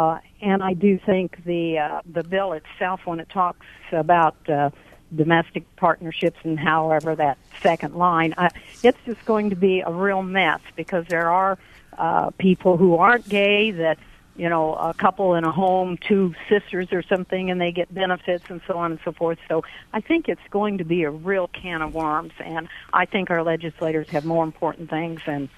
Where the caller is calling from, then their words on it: United States; Hi there. I'm from Jackson County, and I have a couple ideas or comments on this.